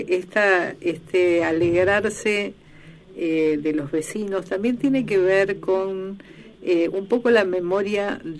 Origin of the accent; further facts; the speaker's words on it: northern La Pampa, Argentina; yo soy del norte de La Pampa, así que somos medio vecinos y, conozco la realidad sojera.